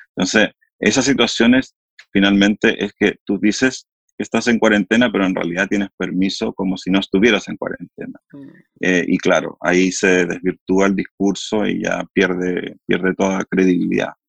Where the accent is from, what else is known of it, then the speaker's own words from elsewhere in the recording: Chile; acá en Chile se hicieron dos estudios